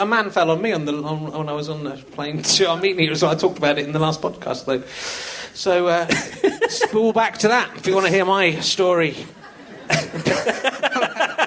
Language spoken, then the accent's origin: English; Cheddar, South West England, United Kingdom; We grew up in Cheddar, so there wasn't a McDonald's in Cheddar.